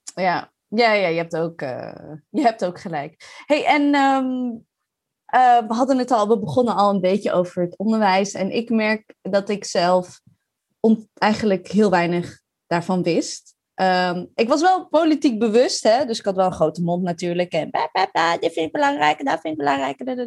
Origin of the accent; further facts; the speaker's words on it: Maarssen, Utrecht, Netherlands; also born or lived in Leiden; now in The Hague, Netherlands; Ik kom uit Maars. Ik heb in Leiden gewoond en in Den Haag